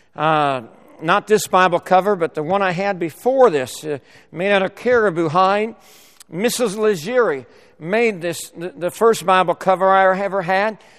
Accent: La Mesa, California, United States; also born or lived in Sacramento, California; I was born and raised in La Mesa, California, moved to Sacramento at, at age, uh, in sixth grade and lived there till twenty, through twenty-three years of age.

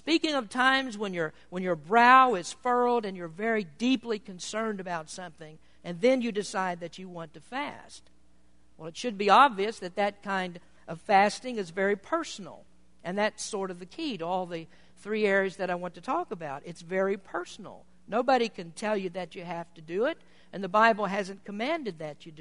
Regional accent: Kentucky, United States; now in Petaluma, United States; I'm from Kentucky, and when I grew up among most people who were Baptist

